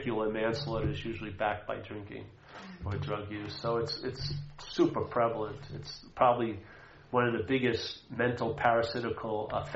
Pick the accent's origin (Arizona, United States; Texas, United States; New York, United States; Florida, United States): New York, United States; Long Island; moved away; also born or lived in New Hampshire; I grew up in Long Island